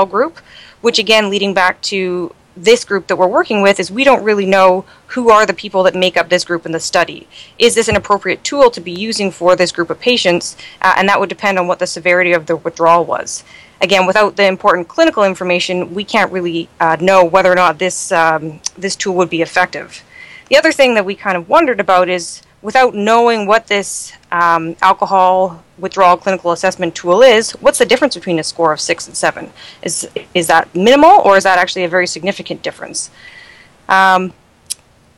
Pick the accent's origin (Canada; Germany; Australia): Canada; accent: Canadian; moved away as an adult; also born or lived in London, Ontario; now in New York City, United States; I'm Canadian